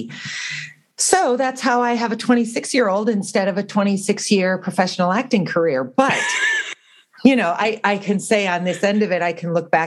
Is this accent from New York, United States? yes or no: no; southwestern North Dakota, United States; also born or lived in Minnesota; I was born in the southwestern corner of North Dakota, kind of by the Montana-South Dakota border